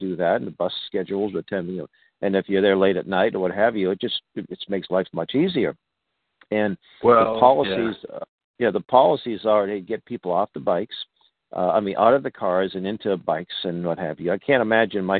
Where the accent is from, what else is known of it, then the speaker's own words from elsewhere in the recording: Boston, Massachusetts, United States; I grew up in Boston and still live in Boston, and I lived in Hyde Park most of my life